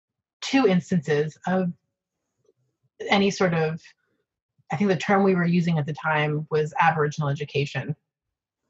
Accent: Markham, Ontario, Canada; now in Toronto, Canada; My family immigrated from Italy, and I was born in Markham, Ontario. And I currently live in Toronto

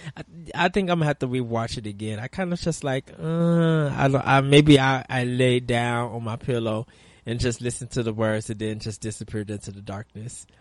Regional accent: United States; we as American gamers

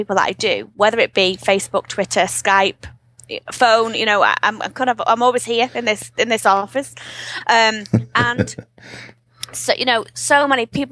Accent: England, United Kingdom; moved away as an adult; now in Ireland; I am English, so I am from the UK

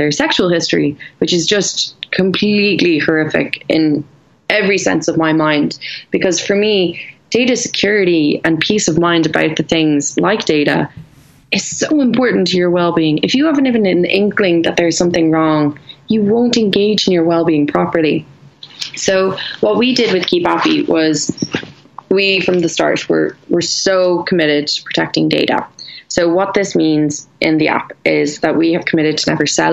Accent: Ireland; I'm Irish

